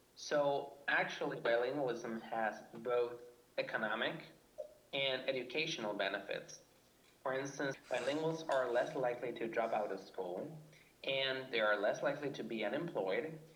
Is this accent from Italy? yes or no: no; Argentina; I'm from Argentina